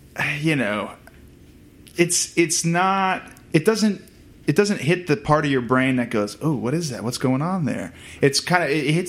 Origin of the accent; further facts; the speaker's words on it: Virginia, United States; moved away as an adult; also born or lived in Vermont / Kansas City, Kansas / Boston; now in Los Angeles, United States; I was born in Vermont, and then moved as an infant to Kansas City, Kansas. And then from there, when I was about 10 years old, I moved to Virginia. Then went to college in Boston. So I had lived my entire life on the eastern half of the country.